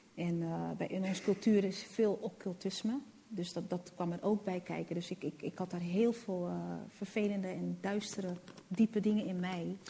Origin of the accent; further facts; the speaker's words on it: Netherlands; also born or lived in Rotterdam; now in Amsterdam, Netherlands; ik ben in Nederland geboren